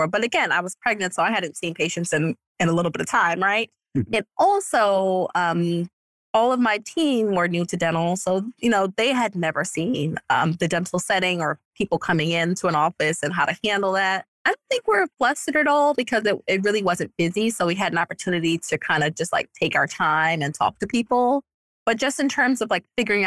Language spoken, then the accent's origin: English; New York, United States; moved away; I'm from New York and I have no family here